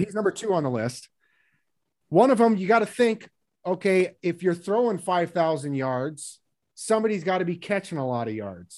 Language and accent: English; Seattle, Washington, United States; growing up in Seattle